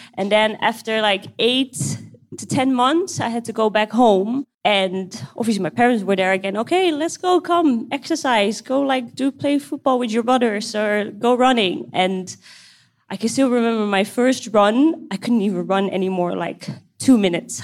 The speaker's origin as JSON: {"language": "English", "town": "Amsterdam", "region": "North Holland", "country": "Netherlands", "moved": "yes", "lives_now": "Kuwait", "said": "I'm 27 years old and I'm from the Netherlands, Amsterdam"}